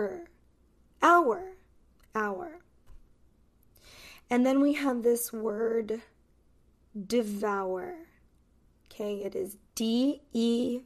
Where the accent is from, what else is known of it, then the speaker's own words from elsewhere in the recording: Los Angeles, California, United States; accent: Californian; I am American. So, this pronunciation is American pronunciation.